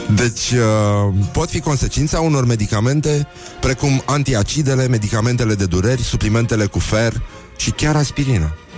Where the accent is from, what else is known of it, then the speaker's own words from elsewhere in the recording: Brăila, Brăila County, Romania; eu sunt din Brăila, Brăila nu e Moldova